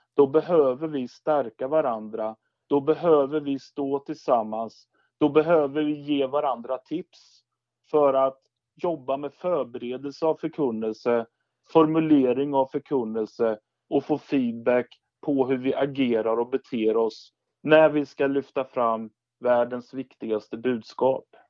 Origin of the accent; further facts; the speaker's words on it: Skeda, Östergötland, Sweden; den församling jag växte upp i, i Skeda, utanför Linköping